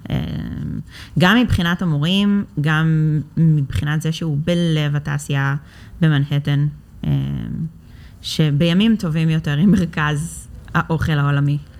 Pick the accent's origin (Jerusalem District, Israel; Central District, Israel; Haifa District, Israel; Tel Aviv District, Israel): Central District, Israel; Ra'anana; אני במקור מרעננה, עיר האורות